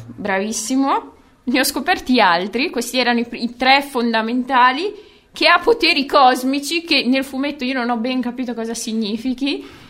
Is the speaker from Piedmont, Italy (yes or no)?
no; Bologna, Emilia-Romagna, Italy; Noi siamo nati e cresciuti a Basket City